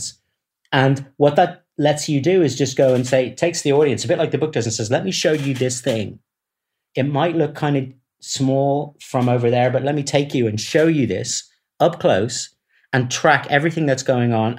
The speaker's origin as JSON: {"language": "English", "town": "Dublin", "region": "Leinster", "country": "Ireland", "said": "I come from Dublin"}